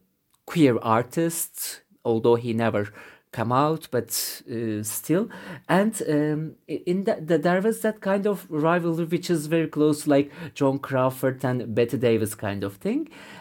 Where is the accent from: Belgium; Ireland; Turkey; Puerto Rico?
Turkey; Bursa; English is a second language; I grew up in Bursa, Southern Marmara City, which is very close to the Istanbul, but not Istanbul.